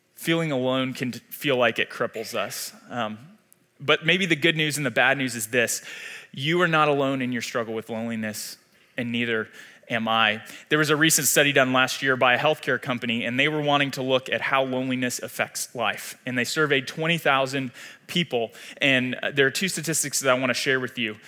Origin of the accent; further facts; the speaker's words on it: Atlanta, Georgia, United States; moved away as an adult; now in Wichita, United States; I was born and raised in Atlanta, Georgia